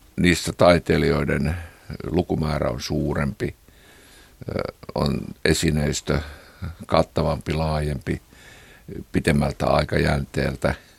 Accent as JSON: {"language": "Finnish", "town": "Kiihtelysvaara", "region": "North Karelia", "country": "Finland", "tie": "born or raised there", "said": "minä olen kotoisin tämmöisestä itäsuomalaisesta kiihtelyysvaralaisesta maalaiskodista"}